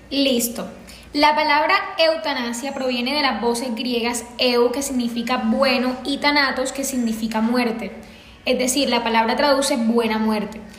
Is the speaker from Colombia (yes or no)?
yes; Sahagún, Córdoba, Colombia; now in Barranquilla, Colombia; Yo soy de Sagún, Córdoba, pero estoy viviendo en Barranquilla.